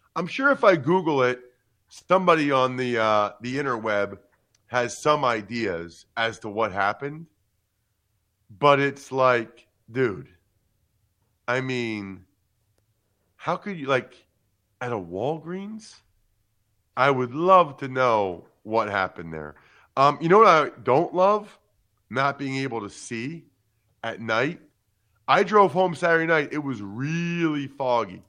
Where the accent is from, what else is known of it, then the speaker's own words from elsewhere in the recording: Reading, Pennsylvania, United States; moved away; my hometown of, uh, Reading, Pennsylvania